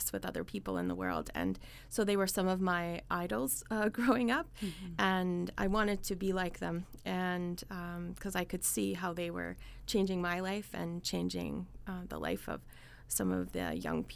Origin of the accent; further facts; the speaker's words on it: Winnipeg, Manitoba, Canada; moved away as an adult; also born or lived in Edmonton; now in Brandon, Canada; I was born in Winnipeg, actually. So I spent my first year in Winnipeg. And then my family moved out to Edmonton. And so we were there till I was in about grade 4 and then headed back to Winnipeg